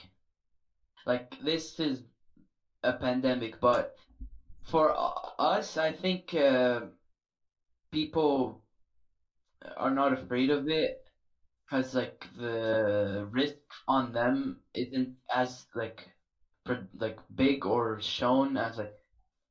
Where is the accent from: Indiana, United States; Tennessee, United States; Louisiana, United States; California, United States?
California, United States; San Jose; I'm 15 and I'm from the Edenville side of San Jose, South San Jose.